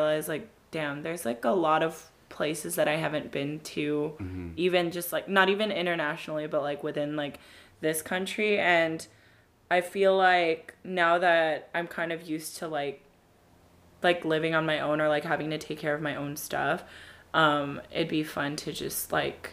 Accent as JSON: {"language": "English", "region": "California", "country": "United States", "tie": "born or raised there", "said": "born and raised in California"}